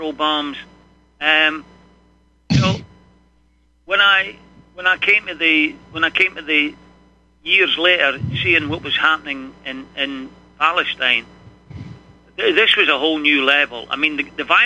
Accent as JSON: {"language": "English", "region": "Scotland", "country": "United Kingdom", "tie": "born or raised there", "said": "growing up in Scotland."}